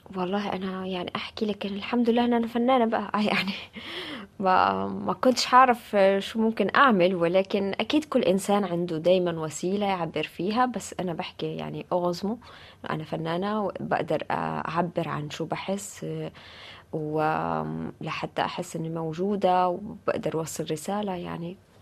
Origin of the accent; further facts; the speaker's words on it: Gaza, Gaza Strip, Palestine; moved away as an adult; now in Paris, France; وفي مدينتي غزة